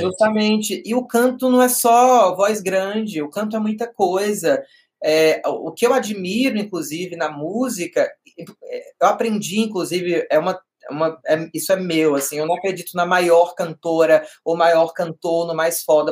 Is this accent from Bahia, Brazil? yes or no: yes; Vitória da Conquista, Bahia, Brazil; moved away as an adult; now in São Paulo, Brazil; eu sou do interior da Bahia, de uma cidade é, de porte médio, né, a terceira maior da Bahia